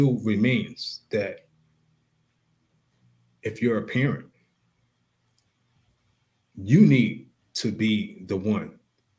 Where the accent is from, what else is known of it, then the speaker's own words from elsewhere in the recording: Long Island, New York, United States; I grew up in Long Island, New York